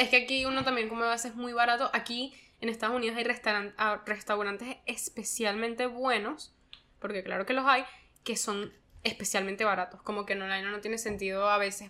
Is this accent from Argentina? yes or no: no; Caracas, Capital District, Venezuela; moved away as an adult; now in United States; yo viví aquí 18 años de mi vida